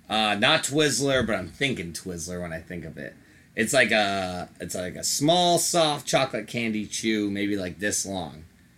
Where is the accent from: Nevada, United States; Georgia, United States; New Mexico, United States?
Georgia, United States; I'm from Georgia.